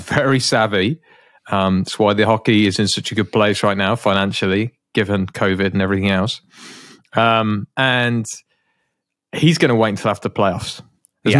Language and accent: English; United Kingdom; as a Brit